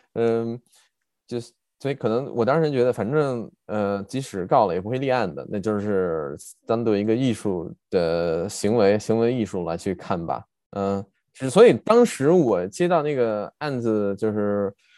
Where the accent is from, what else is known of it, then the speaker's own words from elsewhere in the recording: on the border with Shandong, Jiangsu, China; moved away as an adult; now in Berlin, Germany; 我老家在江苏，所以跟我们呃我在江苏跟山东的交界的地方